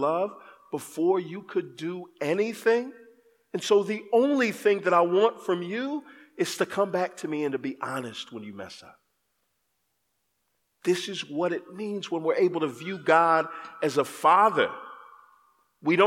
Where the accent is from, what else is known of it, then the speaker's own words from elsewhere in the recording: Texas, United States; I grew up in Texas